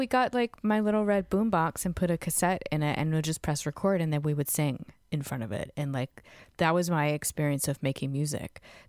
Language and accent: English; Fredericksburg, Virginia, United States; I grew up in Virginia, a town called Fredericksburg, which has a college in it and is, you know, an hour from D.C. and an hour from Richmond. So like, pretty cultural given how small it was at the time.